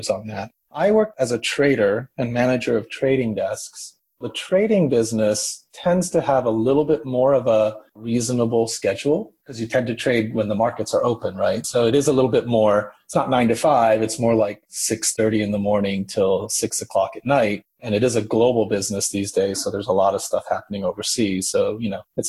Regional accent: Tokyo, Japan; moved away as an adult; now in New York City, United States; I'm originally from Tokyo, Japan. I grew up through high school. I was in Tokyo. And then I came to college in the States.

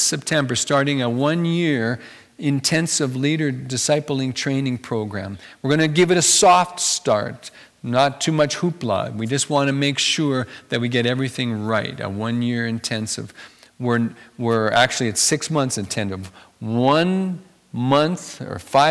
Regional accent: Carbon, Alberta, Canada; I grew up in Carbon, Alberta, near Three Hills

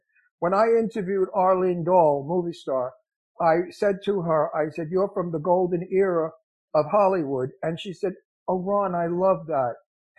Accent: Genoa, Liguria, Italy; I drove from, because we're from Genoa, Italy, so I drove through Monte Carlo down into Basse, and then around all the way past Lisbon, and then up into Madrid.

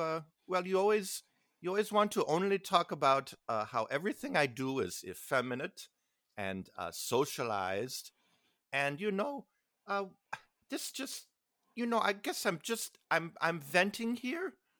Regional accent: Midwest, United States; Being growing up in the Midwest

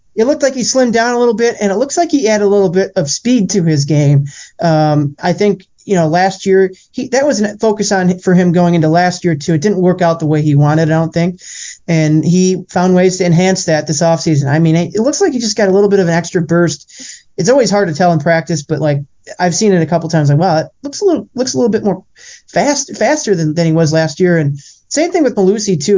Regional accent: Milwaukee, Wisconsin, United States; I grew up in Milwaukee

